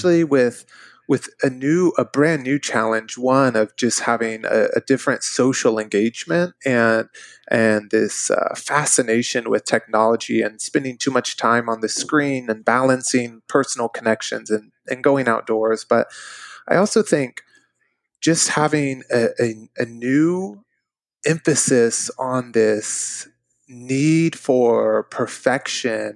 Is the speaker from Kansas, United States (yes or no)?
yes; Wichita, Kansas, United States; I grew up here in Wichita, Kansas